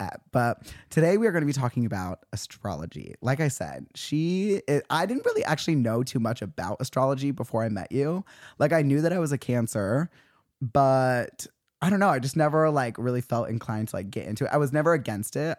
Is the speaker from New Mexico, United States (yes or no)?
no; Utah, United States; now in Los Angeles, United States; we're both from Utah